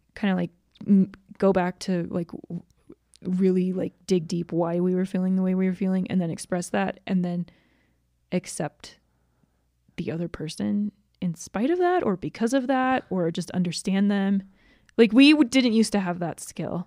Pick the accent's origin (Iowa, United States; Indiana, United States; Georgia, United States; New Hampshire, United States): Georgia, United States; moved away as an adult; now in Utah, United States; I was born in Georgia. My parents moved back to Utah for, like, four years after that, and then they moved back to Georgia, and I grew up there for the rest of, until I moved to Utah to go to college.